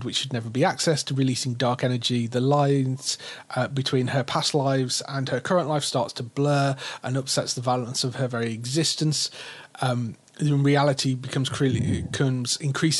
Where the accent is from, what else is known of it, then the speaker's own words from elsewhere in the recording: Birmingham, West Midlands, United Kingdom; moved away; also born or lived in Stoke-on-Trent / South of England; I moved from like Birmingham